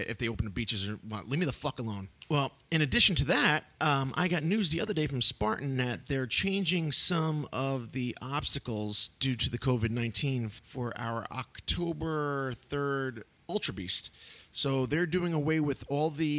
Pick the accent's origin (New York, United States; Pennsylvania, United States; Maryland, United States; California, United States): New York, United States; Yonkers; growing up in Yonkers in the 80s and in the early 90s